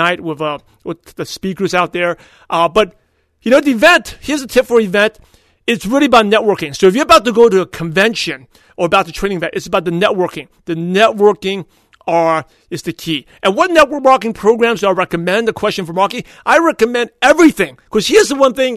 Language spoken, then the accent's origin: English; New York City, New York, United States; now in California, United States; I was born and raised in Brooklyn, New York